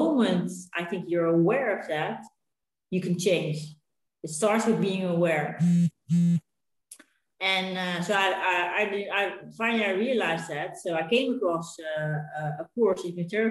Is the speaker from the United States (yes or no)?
no; Netherlands; moved away as an adult; now in Spain; We're originally from Holland. And we came to Spain